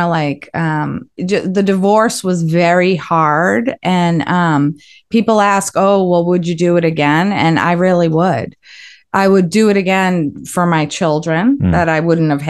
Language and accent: English; Westwood, Massachusetts, United States; I grew up in Westwood, Mass.